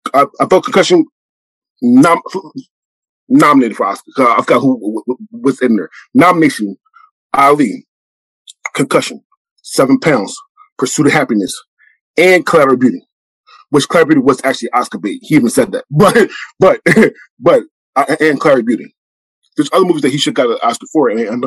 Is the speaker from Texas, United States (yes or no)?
no; Philadelphia, Pennsylvania, United States; I'm born and raised in Philadelphia